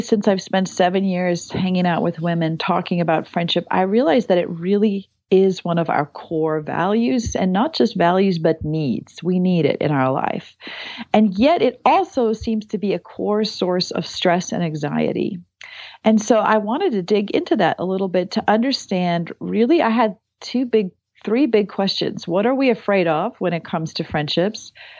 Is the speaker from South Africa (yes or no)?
yes; South Africa; accent: South African; So I'm from South Africa originally. So if you hear an accent, it's me, it's not you. But I have lived all over.